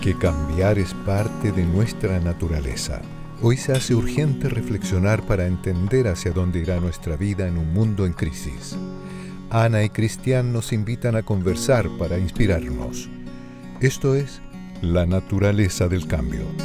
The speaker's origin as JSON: {"language": "Spanish", "country": "Chile", "also_born_or_lived": "Europe", "said": "yo no soy alemana, pero, pero soy, yo soy chilena"}